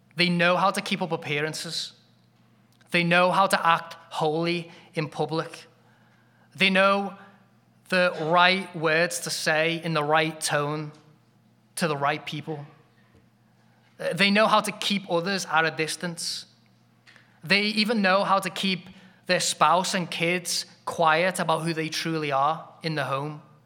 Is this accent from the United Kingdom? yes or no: yes; England, United Kingdom; as an Englishman, that sounds like a compliment, 'cause I grew up in a giant cold shower